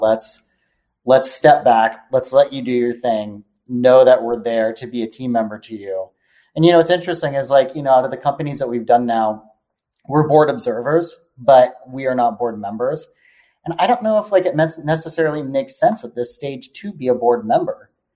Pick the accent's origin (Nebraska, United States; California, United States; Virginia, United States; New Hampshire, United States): California, United States; Palo Alto; I was born in Palo Alto